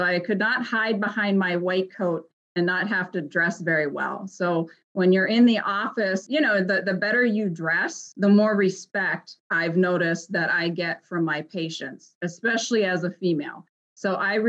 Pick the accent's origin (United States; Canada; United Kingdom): United States; Ohio; moved away as an adult; also born or lived in Chicago, Illinois / southern Minnesota; now in Minnesota, United States; I'm originally from Ohio, and then I moved out to Chicago